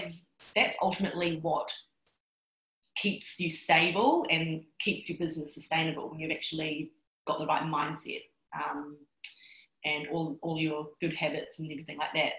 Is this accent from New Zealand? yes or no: yes; New Zealand; I'm Chinese. I was born in New Zealand.